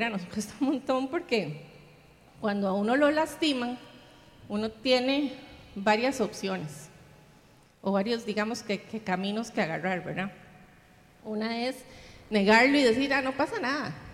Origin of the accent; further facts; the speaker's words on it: Viña del Mar, Valparaíso, Chile; Aquí los que, los que somos de Viña estamos acostumbrados a, las, a, que hablamos mucho de las heridas del pasado, ¿verdad?